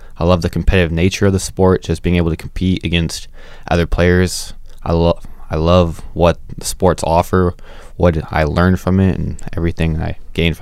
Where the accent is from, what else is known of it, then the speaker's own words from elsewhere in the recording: Bay Area, California, United States; I'm from the Bay Area